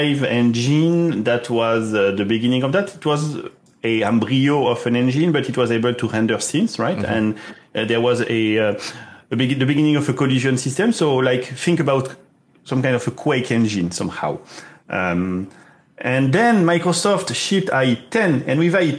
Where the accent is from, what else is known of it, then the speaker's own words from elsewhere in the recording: southwest France, France; moved away; I'm from France, Southwest